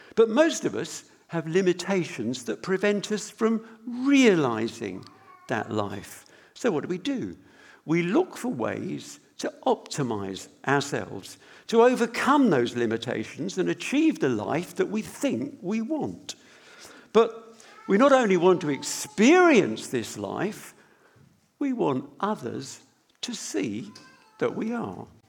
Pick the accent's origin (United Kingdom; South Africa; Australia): United Kingdom; we're British